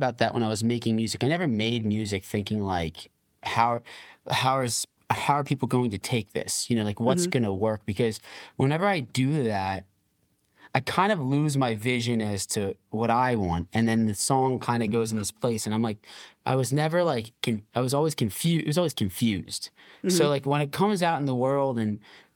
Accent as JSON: {"language": "English", "region": "New Jersey", "country": "United States", "said": "I'm from New Jersey. Okay. South Jersey, that is"}